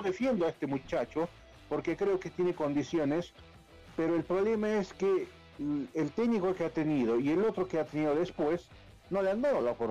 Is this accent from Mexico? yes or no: no; Bolivia; Nosotros somos bolivianos, por más Bolívar, Strongest, somos bolivianos